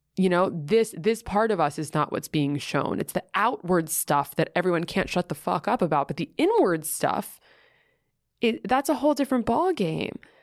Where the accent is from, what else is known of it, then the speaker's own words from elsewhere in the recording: New York City, New York, United States; I grew up in Greenwich Village